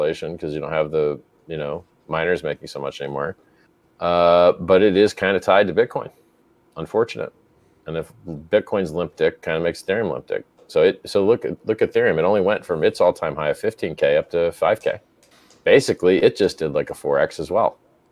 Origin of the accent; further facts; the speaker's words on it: United States; moved away; as an American living outside America